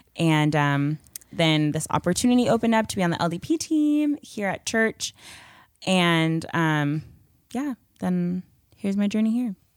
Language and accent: English; Chandler, Arizona, United States; also born or lived in Pleasantville, New Jersey / Bowie, Maryland; I lived there for about eight years, and then I moved to Bowie, Maryland, and I lived there for about two years. And then I moved here to Chandler, Arizona